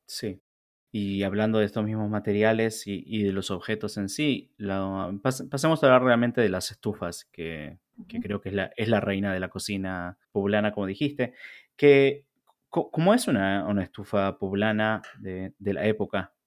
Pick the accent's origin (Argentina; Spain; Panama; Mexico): Argentina; born or raised there; moved away